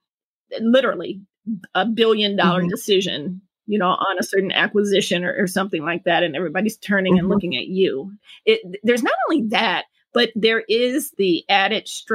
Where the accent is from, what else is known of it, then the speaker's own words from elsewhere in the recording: Detroit, Michigan, United States; moved away as an adult; also born or lived in Chicago; now in New York City, United States; born and raised in Detroit, Michigan.